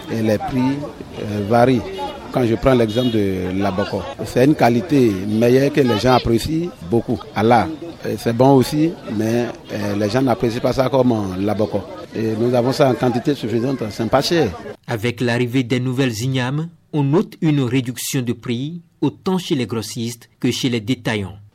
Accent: Benin; Donc en tant que Béninois, nous devons célébrer notre manière.

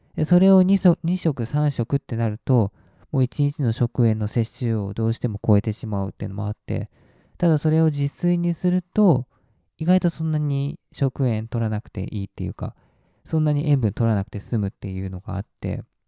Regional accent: Japan; 日本で育って

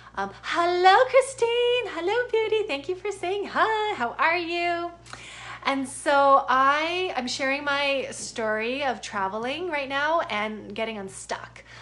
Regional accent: Canada; moved away as an adult; now in United States; I'm a Canadian citizen. I live in the US

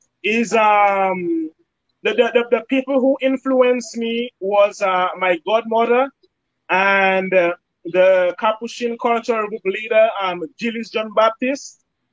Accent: New York, United States; So right now I'm in New Jersey. I'm from New York, but I came down to New Jersey for that event.

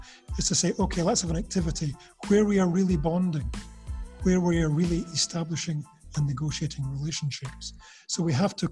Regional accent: Scotland, United Kingdom; Scottish people, for example, we have a reputation of being quite cold because we're British

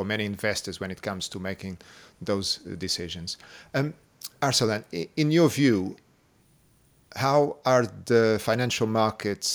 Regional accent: Portugal; I'm from Portugal

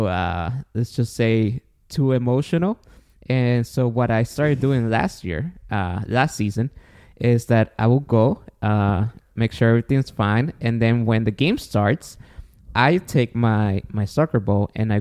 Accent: Guatemala; now in United States; I was born in Guatemala

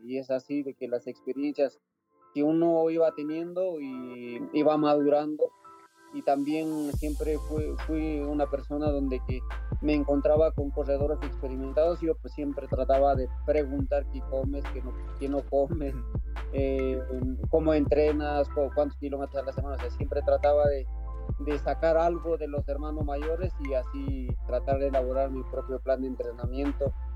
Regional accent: Yauli, Peru; mi pueblo que se llama Yauli

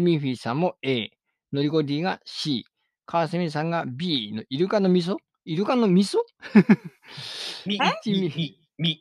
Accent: Ishikawa, Japan; moved away; 僕、石川県民だった

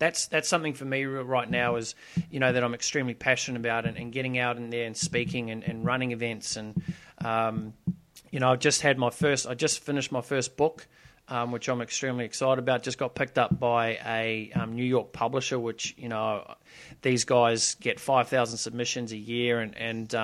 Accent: New Zealand; moved away; I moved from New Zealand, where I was originally from, which, you know, was a very small town.

